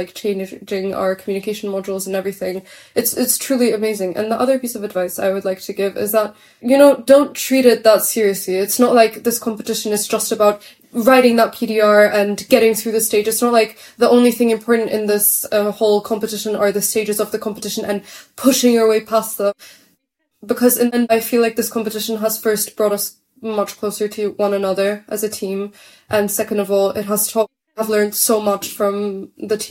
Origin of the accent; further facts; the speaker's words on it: Warsaw, Masovian Voivodeship, Poland; we are from Warsaw